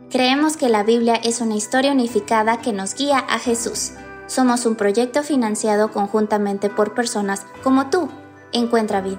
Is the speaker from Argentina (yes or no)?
no; Mexico City, Mexico; soy de la Ciudad de México